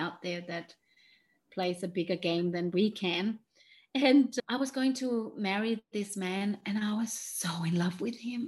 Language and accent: English; Denmark; English is a second language; moved away; where I'm from Denmark, that's why I have this funny accent